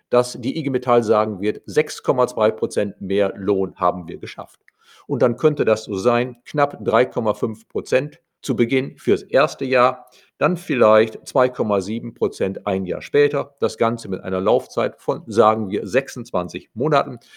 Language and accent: German; Germany; bei uns in Deutschland